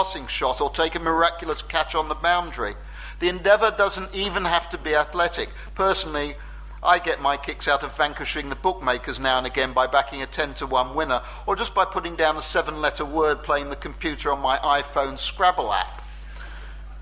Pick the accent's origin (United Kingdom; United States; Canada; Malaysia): United Kingdom; We're British.